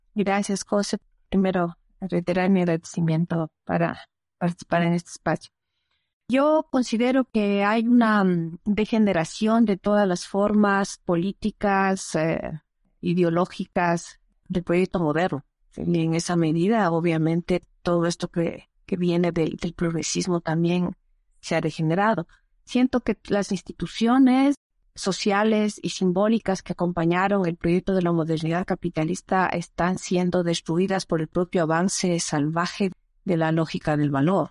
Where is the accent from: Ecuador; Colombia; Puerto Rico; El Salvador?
Ecuador; soy ecuatoriana, nací en este territorio que ahora se llama el Ecuador